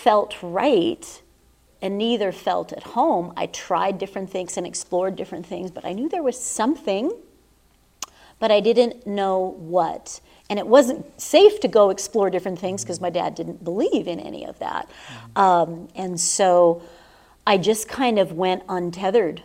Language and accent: English; Southern California, United States; now in Sedona, United States; I was raised in Southern California